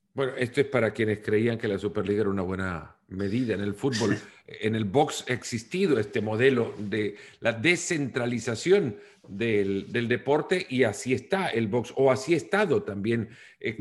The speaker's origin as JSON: {"language": "Spanish", "country": "El Salvador", "said": "Yo soy del Salvador"}